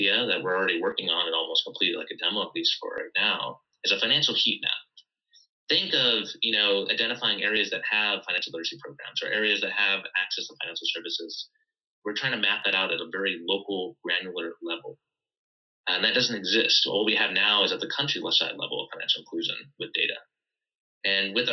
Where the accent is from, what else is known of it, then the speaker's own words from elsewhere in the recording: Ohio, United States; I grew up in Ohio